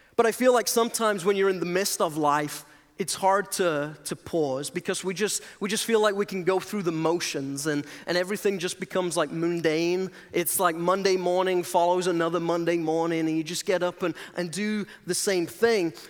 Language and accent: English; England, United Kingdom; moved away as an adult; I'm originally from England